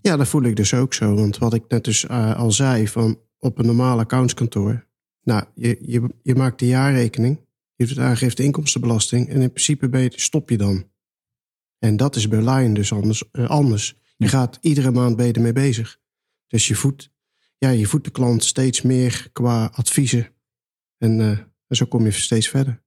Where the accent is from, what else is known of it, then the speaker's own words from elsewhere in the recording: North Brabant, Netherlands; moved away as an adult; also born or lived in Rijswijk / The Hague; Ja, ik kom uit Brabant